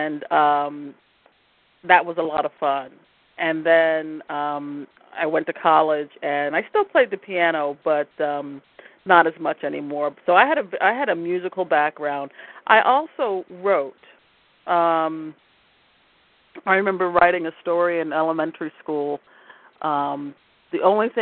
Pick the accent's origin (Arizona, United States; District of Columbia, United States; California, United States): District of Columbia, United States; Washington; moved away as an adult; now in Baltimore, United States; I grew up in Washington, D.C.